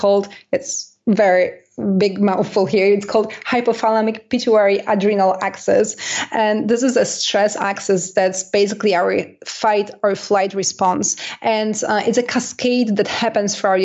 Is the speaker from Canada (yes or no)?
yes; Canada; I'm Canadian